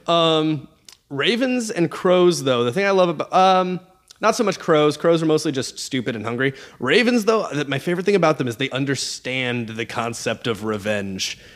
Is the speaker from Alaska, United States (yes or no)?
yes; Alaska, United States; I'm from Alaska